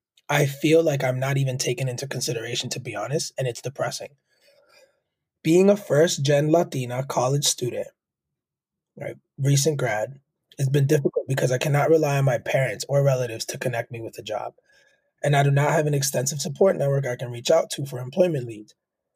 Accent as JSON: {"language": "English", "region": "California", "country": "United States", "said": "Furthermore, I'm from the Bay Area and aspire to work at a big tech company."}